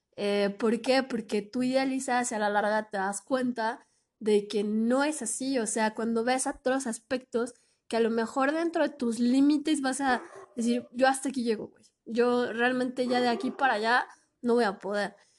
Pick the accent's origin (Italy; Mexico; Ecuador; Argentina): Mexico; yo no soy de Oaxaca, pero sí soy de México